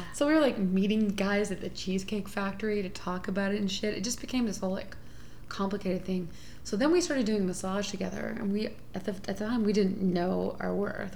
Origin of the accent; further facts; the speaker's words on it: Houston, Texas, United States; moved away as an adult; now in Oakland, United States; I'm from Houston